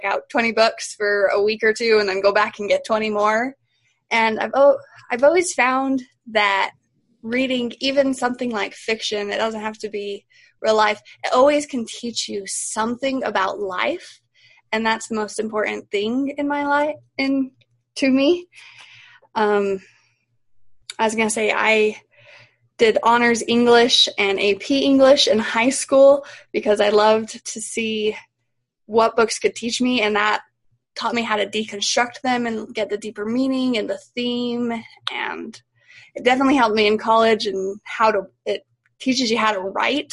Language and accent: English; Cedar City, Utah, United States; I am from Cedar City, Utah. I've been here my whole life